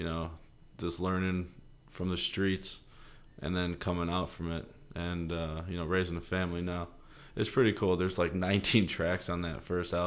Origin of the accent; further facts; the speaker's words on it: Elk Grove Village, Illinois, United States; I grew up in Elk Grove Village, Illinois